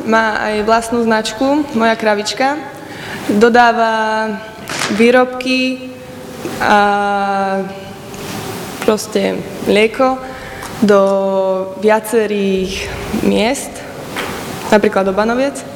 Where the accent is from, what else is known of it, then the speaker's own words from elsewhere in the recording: Slatinka nad Bebravou, Trenčín Region, Slovakia; študujem druhý ročník podnikateľ pre rozvoj vidieka, odbor, a som zo Slatinky nad Bebravou.